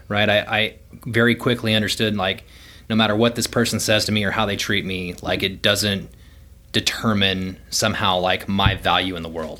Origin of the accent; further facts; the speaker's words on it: Houston, Texas, United States; moved away as an adult; also born or lived in Denver / Midland; so I grew up in Houston, um, originally from a, a small town in Central Texas, but, um, yeah, for the most part, I, I lived in South Houston